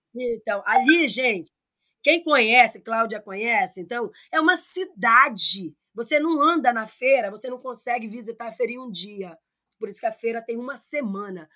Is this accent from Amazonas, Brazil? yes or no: yes; Nova Olinda do Norte, Amazonas, Brazil; now in Manaus, Brazil; eu sou daqui do Amazonas, eu sou de Nova Olinda do Norte